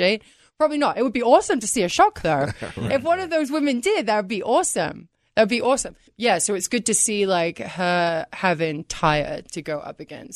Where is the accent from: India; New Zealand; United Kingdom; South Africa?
United Kingdom; England; now in United States; I'm from England, and I pronounce it a little bit differently